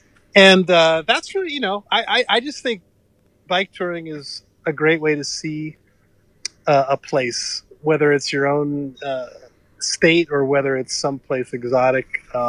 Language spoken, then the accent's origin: English; New York City, New York, United States; now in Massachusetts, United States; I grew up in New York City, which actually has a lot of nature if you look for it, and I grew up in a little corner of the Bronx called Riverdale, which actually had lots of trees back in the 70s